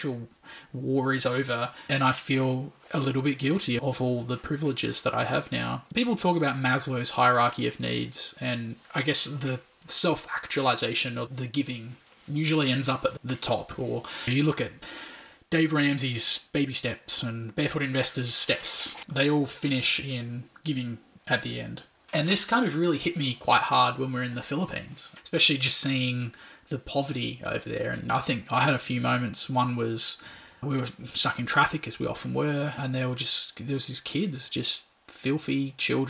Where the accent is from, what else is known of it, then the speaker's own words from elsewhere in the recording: Australia; as an Australian